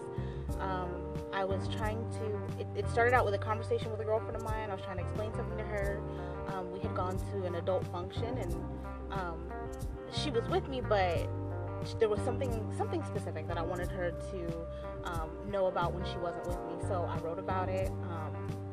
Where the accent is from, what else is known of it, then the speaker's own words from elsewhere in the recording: New York City, New York, United States; now in Florida, United States; I'm originally from New York, Queens, specifically, but I've been in Florida for a lot longer than I lived in New York, so, you know, I'll consider myself Floridian at this point